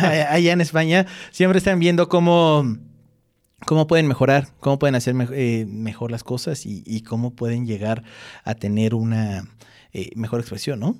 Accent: Mexico; nosotros como mexicanos

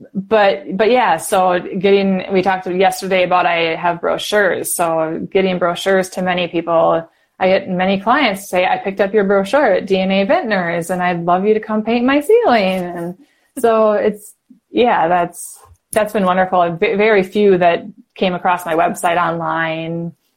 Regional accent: Wisconsin, United States; I'm from Wisconsin

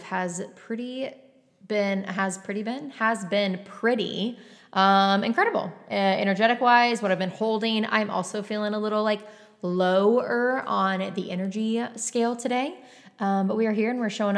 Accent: Texas, United States; also born or lived in San Diego; I came from Texas

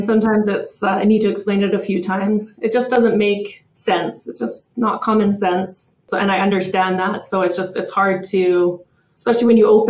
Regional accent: Kelowna, British Columbia, Canada; now in Calgary, Canada; I was born in Calgary and grew up in Kelowna and then made my way back to Calgary about 15 years ago.

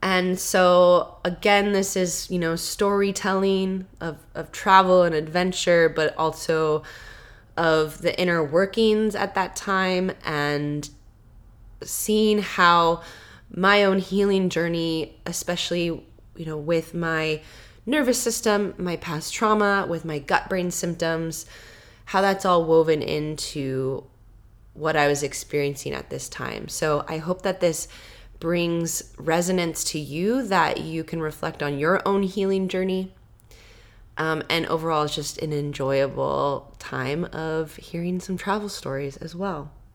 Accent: Washington, United States; I'm from Washington

